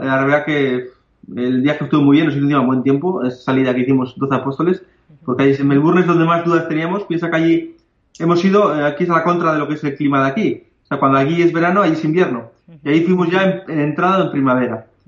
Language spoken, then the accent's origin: Spanish; Bilbao, Basque Country, Spain; vivimos en Bilbao